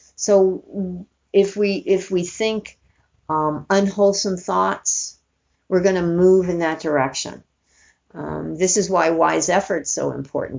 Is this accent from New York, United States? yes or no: yes; New York City, New York, United States; moved away as an adult; also born or lived in Northern California; I grew up in New York City and I moved to California when I was 18